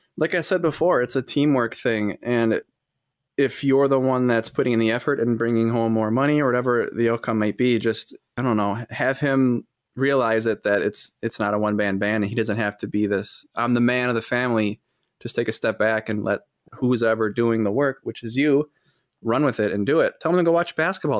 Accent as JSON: {"language": "English", "town": "Fond du Lac", "region": "Wisconsin", "country": "United States", "said": "I'm from Fond du Lac, Wisconsin"}